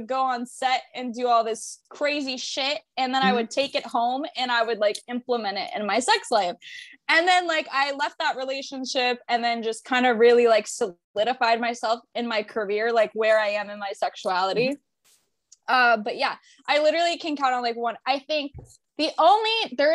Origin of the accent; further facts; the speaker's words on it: Tampa, Florida, United States; I'm born and raised in Tampa.